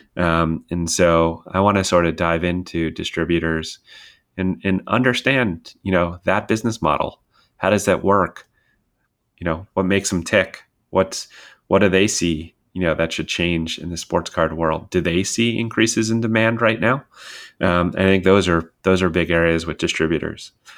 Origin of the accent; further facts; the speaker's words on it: Westchester County, New York, United States; moved away as an adult; I grew up in Westchester County, New York